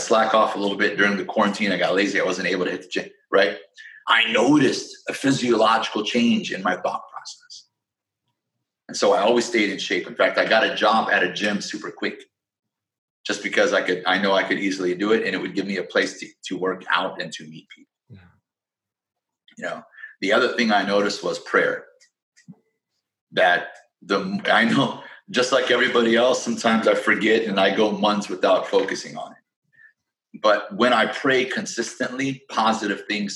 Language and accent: English; Peoria, Illinois, United States; moved away as an adult; also born or lived in Chicago, Illinois; now in California, United States; I'm from Peoria, Illinois, Midwest, born and raised. That's my hometown.